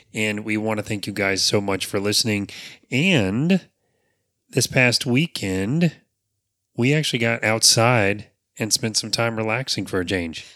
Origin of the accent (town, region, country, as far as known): Apopka, Florida, United States; born or raised there